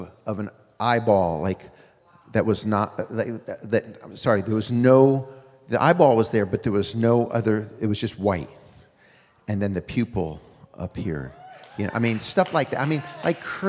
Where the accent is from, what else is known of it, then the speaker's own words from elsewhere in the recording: Connecticut, United States; moved away as an adult; also born or lived in North Carolina; I grew up in Connecticut